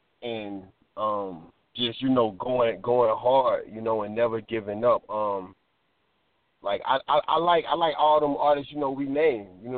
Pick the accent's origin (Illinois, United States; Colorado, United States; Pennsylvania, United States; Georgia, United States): Georgia, United States; Being, in this panhandle, growing up in South Georgia, you understand?